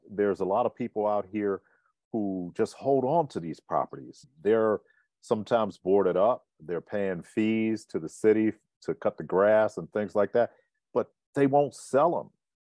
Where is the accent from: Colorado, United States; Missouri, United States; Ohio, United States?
Ohio, United States; Cleveland; also born or lived in New York / Charlottesville; now in High Point, United States; Cleveland, Ohio, New York, Charlottesville, Virginia, and now High Point, North Carolina. Been here for the last 22 years.